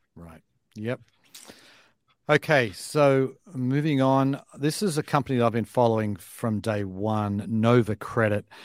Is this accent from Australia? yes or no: yes; Australia; moved away as an adult; now in United States; if I was moving over here today as an Australian